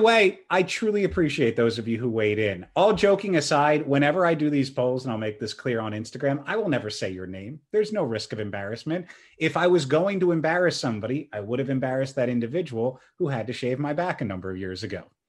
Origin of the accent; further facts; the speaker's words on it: Churchville, Pennsylvania, United States; I grew up in Churchville, Pennsylvania.